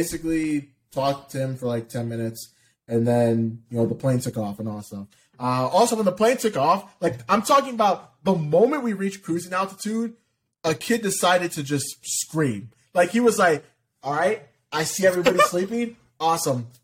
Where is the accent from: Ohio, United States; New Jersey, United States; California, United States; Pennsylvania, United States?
Ohio, United States; I'm from Ohio